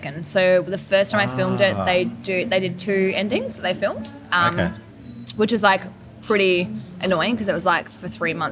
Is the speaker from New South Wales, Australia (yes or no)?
no; Melbourne, Victoria, Australia; moved away as an adult; also born or lived in Adelaide; so I grew up in Melbourne